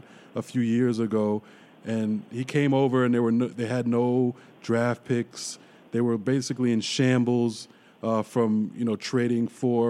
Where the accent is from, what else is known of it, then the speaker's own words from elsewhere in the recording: New York City, New York, United States; I'm born and raised in Brooklyn